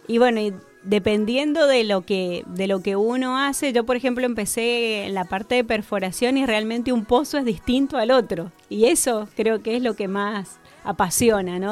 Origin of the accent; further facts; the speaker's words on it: Mendoza, Argentina; moved away as an adult; now in Neuquén, Argentina; nací en Mendoza, viví en Mendoza hasta los 28 años, me fui de allá hace 20